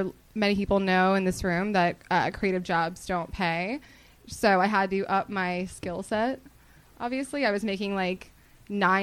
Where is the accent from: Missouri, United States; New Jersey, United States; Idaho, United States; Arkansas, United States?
New Jersey, United States; moved away as an adult; now in Los Angeles, United States